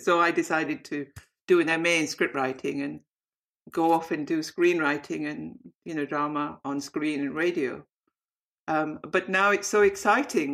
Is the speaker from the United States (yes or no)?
no; Bradford, Yorkshire and the Humber, United Kingdom; also born or lived in Saudi Arabia; as a South Asian growing up in Bradford